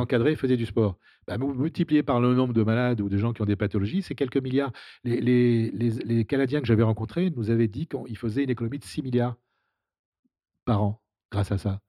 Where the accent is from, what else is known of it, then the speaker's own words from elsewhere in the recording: Saïda, Saïda Province, Algeria; moved away; also born or lived in Rouen, France; quand j'étais gamin, quand j'habitais en Algérie